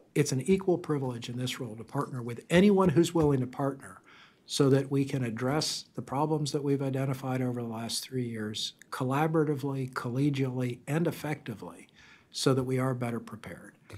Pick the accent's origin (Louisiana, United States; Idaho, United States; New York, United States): Louisiana, United States; South; moved away; I grew up in South Louisiana